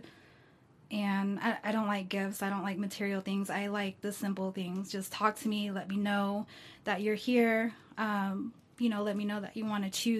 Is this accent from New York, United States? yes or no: no; Bedford, Texas, United States; also born or lived in Mexico City; I'm from Bedford. I was born here in Bedford, Texas